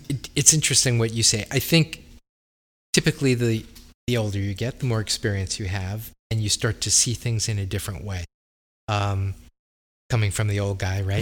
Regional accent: Long Island, New York, United States; I was from Long Island

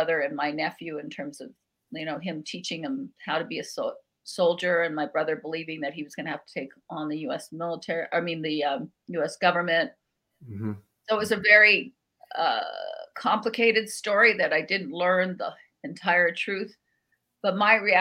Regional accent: Albuquerque, New Mexico, United States; I grew up in Barelas, which is the oldest barrio in Albuquerque

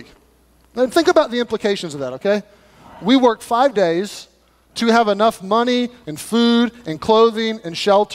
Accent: United States; as American people

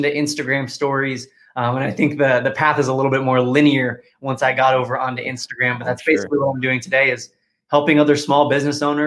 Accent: California, United States; moved away as an adult; also born or lived in Washington, D.C.; born and raised in California, but was going to school in Washington, D.C.

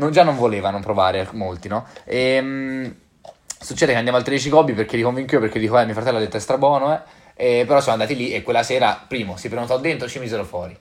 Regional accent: Fonteblanda, Tuscany, Italy; io, eh, non sono di Grosseto, ma di Fonte Blanda, paesino in provincia, comune d'Orbetello

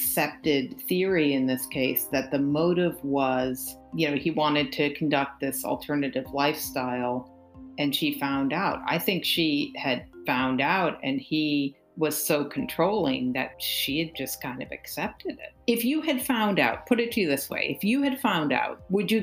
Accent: Cambridge, Massachusetts, United States; We're all from Cambridge, repping 38

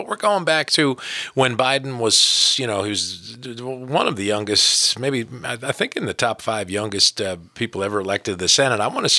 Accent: New Jersey, United States; moved away; I grew up in New Jersey

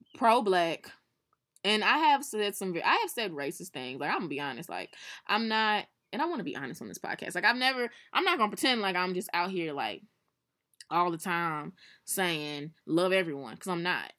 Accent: St. Louis, Missouri, United States; we are from Saint Louis

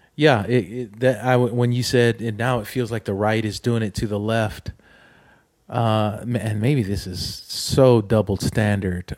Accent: Oceanside, California, United States; when I was a kid, growing up in Oceanside, California

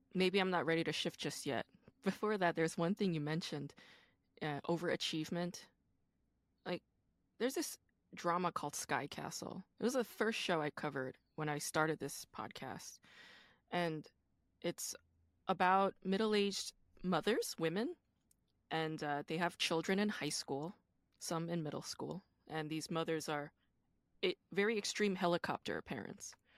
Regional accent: Busan, South Korea; I'm from Busan

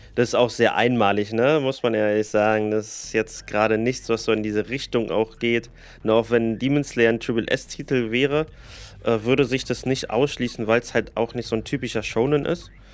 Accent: Germany; hier bei uns in Deutschland

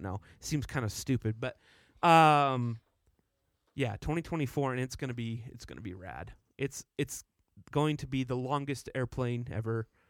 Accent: Dallas, Texas, United States; moved away as an adult; now in Utah, United States; I grew up in Texas. I lived there for twenty years

